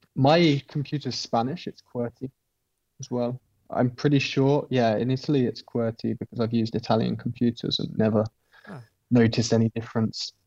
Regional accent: Midlands, United Kingdom; moved away as an adult; I'm from the Midlands

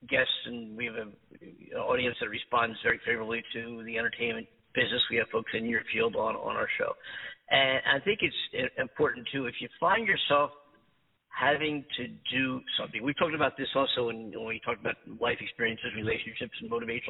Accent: East Coast, United States; moved away as an adult; also born or lived in New York; now in Los Angeles, United States; having been born and raised on the East Coast and spending a lot of my time in New York

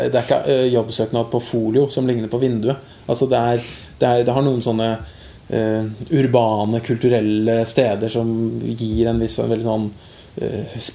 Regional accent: Eidsvoll, Akershus, Norway; now in Oslo, Norway; har jo ikke vokst opp i Oslo, jeg er fra Eidsvoll.

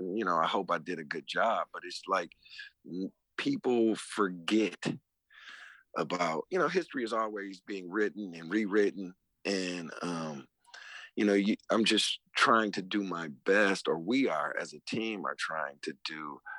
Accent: Detroit, Michigan, United States; not only coming up in Detroit, I mean, where I'm from, just like in New Orleans, where kids are gravitate to brass band instruments, you know, growing up in my neighborhood, kids gravitated to turntables

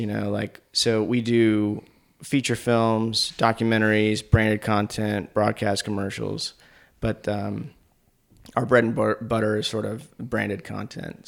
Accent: Asheville, North Carolina, United States; also born or lived in Richmond, Virginia; I was born in Richmond, but because my mom was now a single mom, she moved to Asheville to be closer to her parents, my grandparents. So that's how I ended up in Asheville

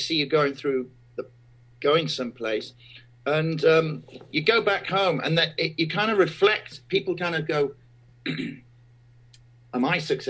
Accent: Sheffield, Yorkshire and the Humber, United Kingdom; Sheffield, my hometown

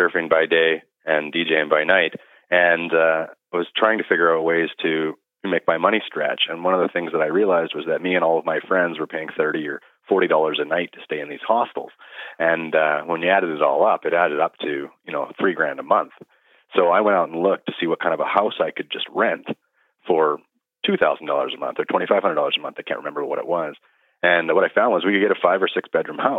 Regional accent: Kelowna, British Columbia, Canada; also born or lived in North Vancouver; Born in North Van. Parents hauled us up here when we were real young. So we came to Kelowna in elementary school. And so, yeah, this is all I've really ever known.

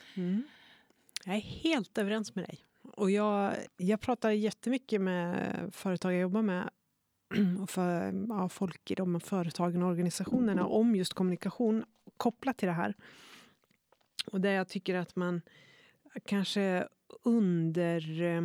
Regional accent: Norrland, Sweden; moved away; jag är norrlänning, men det är ju inte sant. Jag har inte bott i Norrland på 30 år

